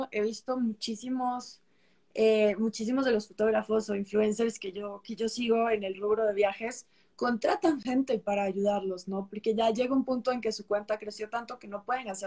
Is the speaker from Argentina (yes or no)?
no; Peru; now in Costa Rica; yo nací en Perú, eh, soy peruana, soy nacionalizada eh, costarricense desde hace uh, bastantes años.